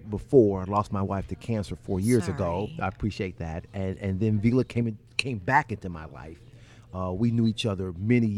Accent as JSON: {"language": "English", "town": "Lexington", "region": "Kentucky", "country": "United States", "tie": "born or raised there", "said": "the beautiful bluegrass, which I'm proud of in my hometown of Lexington."}